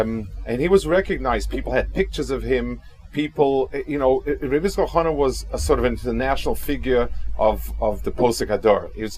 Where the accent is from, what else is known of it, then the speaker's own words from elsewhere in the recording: Kaunas, Kaunas County, Lithuania; I hope I'm not disappointing the people that are focusing a lot on my hometown